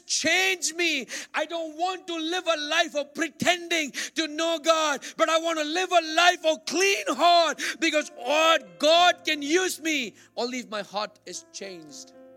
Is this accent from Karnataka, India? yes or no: yes; Bangalore, Karnataka, India; moved away; I grew up in Bangalore, India